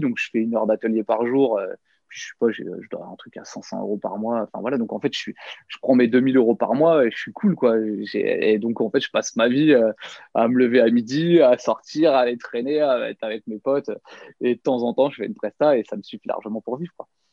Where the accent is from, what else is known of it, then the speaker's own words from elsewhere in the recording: Nièvre, Bourgogne-Franche-Comté, France; moved away as an adult; also born or lived in near Paris; j'ai grandi ouais, dans la Nièvre, une petite ville de, de 5000 habitants